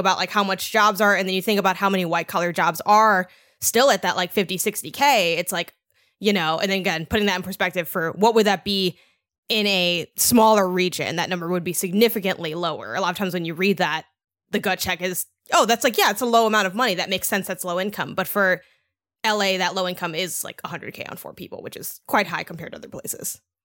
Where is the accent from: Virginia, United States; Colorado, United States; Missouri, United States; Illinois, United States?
Illinois, United States; Chicago; I grew up in Chicago